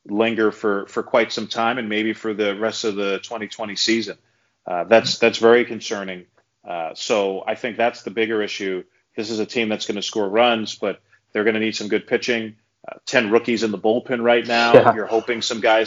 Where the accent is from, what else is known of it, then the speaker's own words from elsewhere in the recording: New York City, New York, United States; I was a big New York Mets fan as a kid growing up in New York City